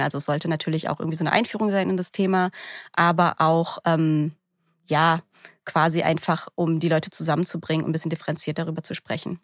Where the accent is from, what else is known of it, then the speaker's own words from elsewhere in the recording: Berlin, Germany; bin aus Berlin Berlin, also in Berlin geboren und aufgewachsen